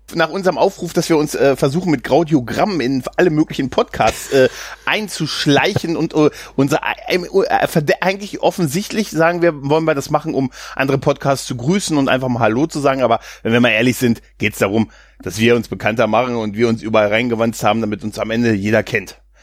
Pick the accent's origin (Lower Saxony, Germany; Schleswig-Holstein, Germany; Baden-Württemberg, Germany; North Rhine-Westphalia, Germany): Lower Saxony, Germany; ich komme aus dem Bundesland ohne Eigenschaften als Niedersachse